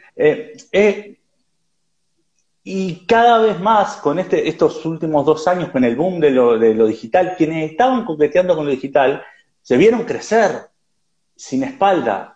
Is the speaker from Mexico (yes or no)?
no; Uruguay; now in Barcelona, Spain; ahora vivo en Barcelona, soy uruguayo, he vivido en varios países